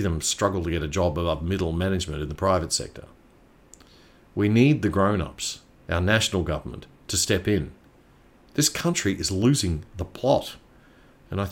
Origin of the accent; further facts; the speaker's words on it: Queensland, Australia; Queensland, my home state